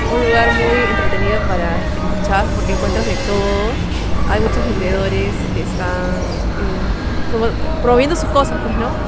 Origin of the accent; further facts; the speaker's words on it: Cañete, Lima, Peru; now in Lima, Peru; Yo soy de Cañete, pero vivo acá en Lima hace siete años.